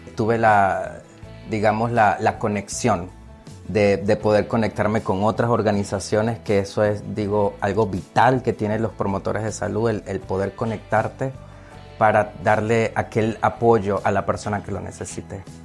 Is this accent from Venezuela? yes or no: yes; Venezuela; moved away as an adult; now in Rhode Island, United States; yo soy inmigrante, yo soy de Venezuela